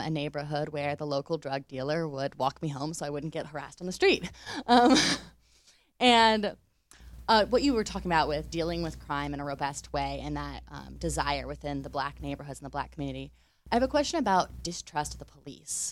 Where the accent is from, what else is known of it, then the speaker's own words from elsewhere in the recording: United States; moved away; I'm an American.